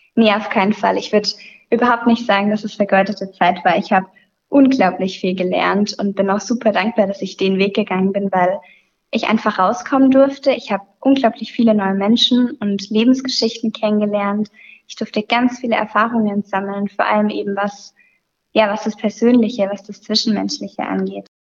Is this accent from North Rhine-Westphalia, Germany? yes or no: no; near Sinsheim, Baden-Württemberg, Germany; moved away as an adult; now in Pforzheim, Germany; ich komme aus der Nähe von Sinsheim